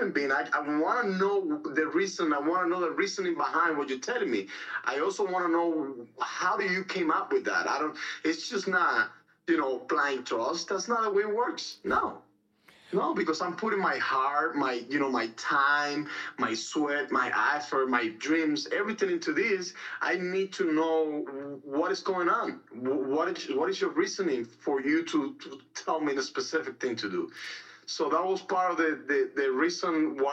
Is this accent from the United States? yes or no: no; Cuba; moved away; I was born and raised in Cuba.